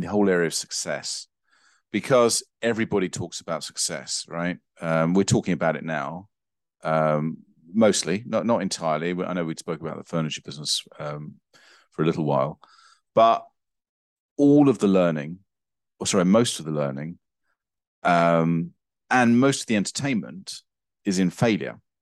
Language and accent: English; England, United Kingdom; as an English person, for me